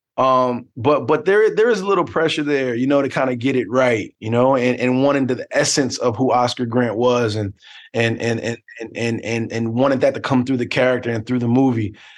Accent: Newark, New Jersey, United States; born or raised there

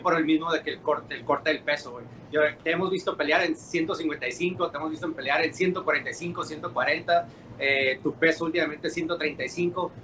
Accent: Mexico; yo soy mexicano

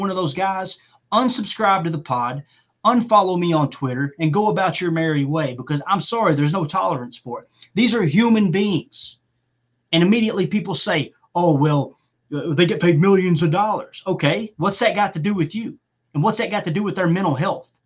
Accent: Chicago, Illinois, United States; I grew up in Chicago in the 90s

